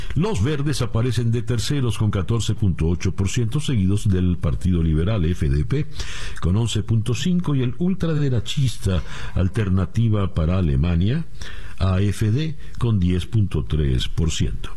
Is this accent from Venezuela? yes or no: yes; Venezuela; moved away; Como venezolano